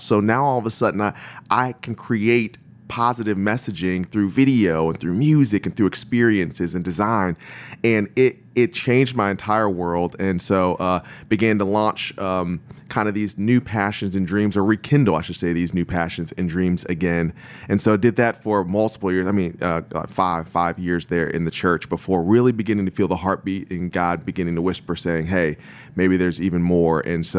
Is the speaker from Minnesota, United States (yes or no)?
no; Akron, Ohio, United States; Yeah, so I was born and raised in Akron, Ohio, and kind of grew up in the church, but also did some sports and some theater